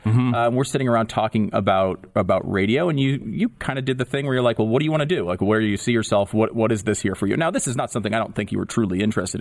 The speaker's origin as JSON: {"language": "English", "region": "Connecticut", "country": "United States", "tie": "born or raised there", "said": "I mean, I grew up in Connecticut, so I knew you from your morning show at KC101, which is, you know, music station, the big station in my hometown, basically."}